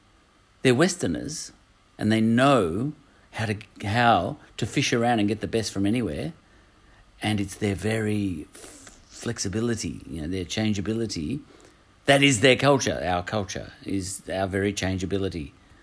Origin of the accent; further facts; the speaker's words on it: Australia; accent: Australian; In fact, my very accent has changed over the last 30 years. I guarantee if I could find a recording of me speaking 30 years ago, I would sound more ochre.